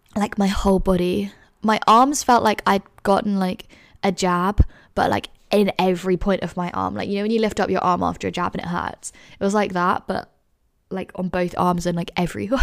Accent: London, United Kingdom; moved away as an adult; now in Edinburgh, United Kingdom; I grew up in London.

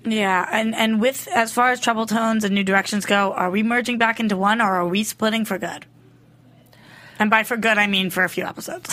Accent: East Coast, United States; I'm from the East Coast

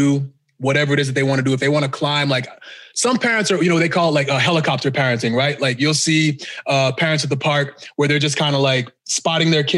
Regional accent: Boston, Massachusetts, United States; also born or lived in Ghana; now in Texas, United States; I actually grew up in Boston

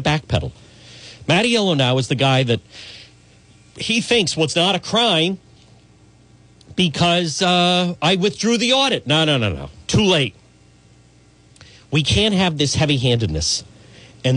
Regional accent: Cranston, Rhode Island, United States; We grew up in Edgewood, not Cranston.

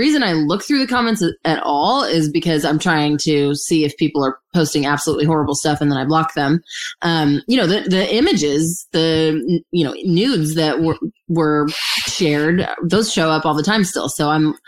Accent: Santa Clarita, California, United States; in Santa Clarita, in my hometown

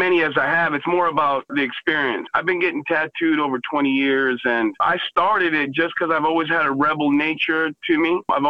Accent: Texas, United States; I'm also a Texan

